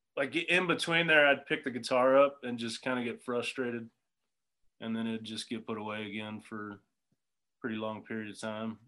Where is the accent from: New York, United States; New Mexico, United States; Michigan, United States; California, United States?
California, United States; Southern; I grew up in Southern California